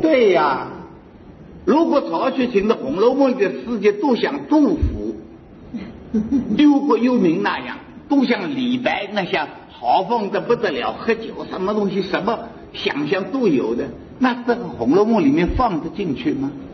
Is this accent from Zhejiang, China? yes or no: yes; Hangzhou, Zhejiang, China; 我们杭州人，所以杭州，我是住在杭州最熟悉了